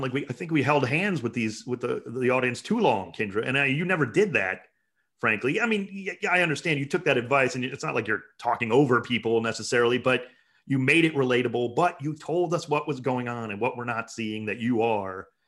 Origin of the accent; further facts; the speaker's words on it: Cleveland, Ohio, United States; I'm from Cleveland